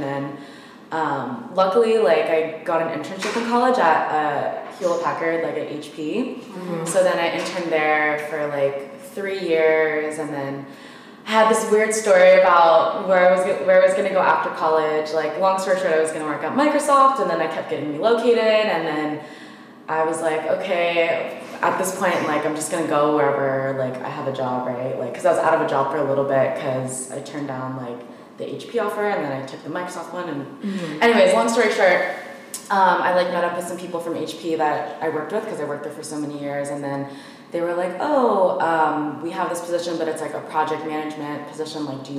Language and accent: English; Philippines; You should whatever, because I'm Filipino.